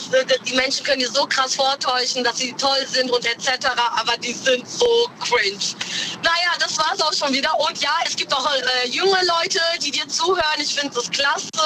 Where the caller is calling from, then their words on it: Frankfurt, Hesse, Germany; ich bin aus Frankfurt.